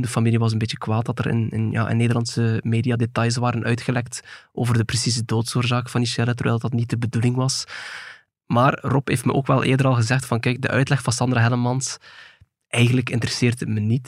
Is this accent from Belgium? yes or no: yes; Belgium; in ons land